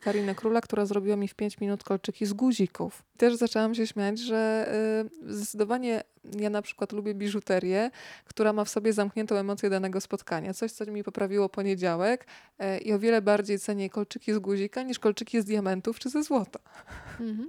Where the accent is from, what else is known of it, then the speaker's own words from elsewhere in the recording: Rzeszów, Subcarpathian Voivodeship, Poland; now in Warsaw, Poland; przyjechałam z Rzeszowa do Warszawy